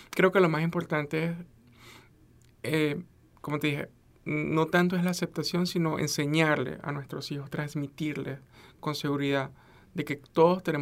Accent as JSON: {"language": "Spanish", "country": "United States", "said": "yo soy una persona profesional, soy bilingüe, soy americana y tengo una niña de 13 años"}